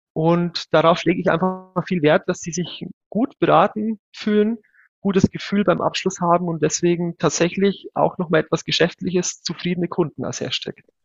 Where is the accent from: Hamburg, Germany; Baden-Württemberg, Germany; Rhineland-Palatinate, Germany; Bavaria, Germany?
Bavaria, Germany; 100 km north of Munich; now in Munich, Germany; Ich bin ja kein gebürtiger Münchner. Ich wohne zwar seit vielen Jahren hier, bin aber tatsächlich gebürtig 100 Kilometer nördlich von hier aufgewachsen